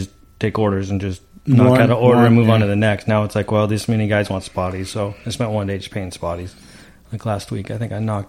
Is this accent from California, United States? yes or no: yes; Lake Hodges, California, United States; back growing up around Lake Hodges